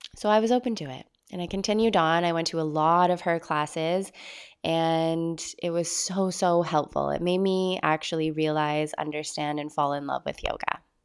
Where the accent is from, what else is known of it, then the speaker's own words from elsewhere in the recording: Vancouver Island, British Columbia, Canada; my hometown on Vancouver Island